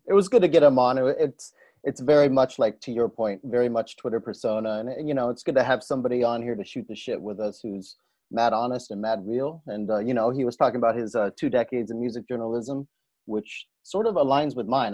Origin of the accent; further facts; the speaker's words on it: the Bay Area, California, United States; we're from the Bay